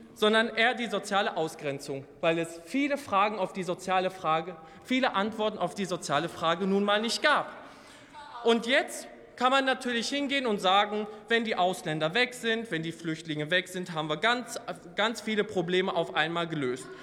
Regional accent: Oberhausen, North Rhine-Westphalia, Germany; Ich bin in einer Hochhaussiedlung in Oberhausen im Ruhrgebiet aufgewachsen

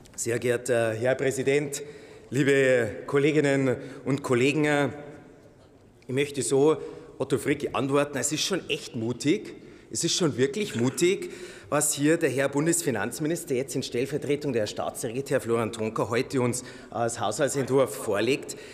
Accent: Landshut-Kelheim, Bavaria, Germany; In meiner Heimatregion Landshut-Kelheim

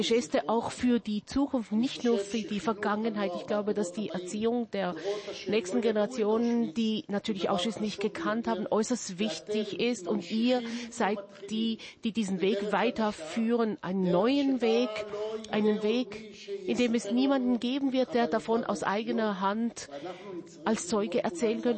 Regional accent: Jerusalem, Jerusalem District, Israel; Ich wurde in Jerusalem geboren, in einer Familie, die aus 1809 nach Jerusalem kam, aus Vilna

